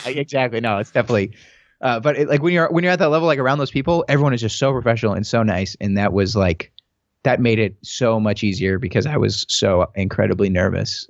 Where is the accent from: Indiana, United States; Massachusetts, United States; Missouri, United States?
Missouri, United States; St. Louis; moved away; I'm from Saint Louis originally, um, and I went to film school there